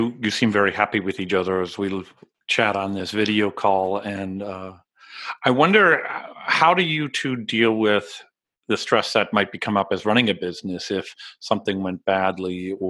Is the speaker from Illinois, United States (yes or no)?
yes; Illinois, United States; But I grew up in Illinois